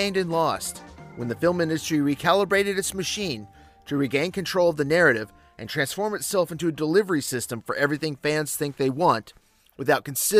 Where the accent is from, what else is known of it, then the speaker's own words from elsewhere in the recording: North Carolina, United States; growing up in North Carolina in the 1990s